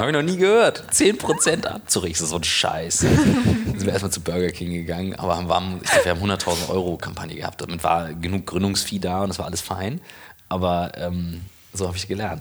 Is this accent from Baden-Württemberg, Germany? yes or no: no; Kiel, Schleswig-Holstein, Germany; moved away as an adult; also born or lived in St. Gallen; bin in Kiel groß geworden